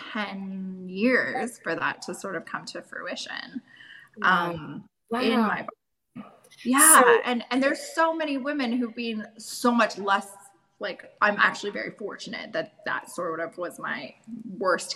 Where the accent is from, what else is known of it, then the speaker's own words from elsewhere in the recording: Canada; also born or lived in Germany; I'm from Canada here